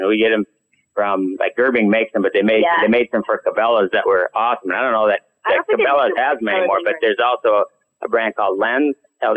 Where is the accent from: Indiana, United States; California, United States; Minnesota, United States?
Minnesota, United States; I grew up hunting in Minnesota.